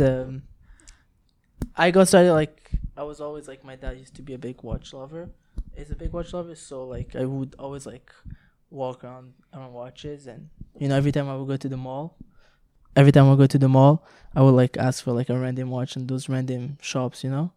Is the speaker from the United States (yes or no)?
no; Montreal, Quebec, Canada; first language French; English is a second language; we're from Montreal and we're all like French originally, like French speak, spoken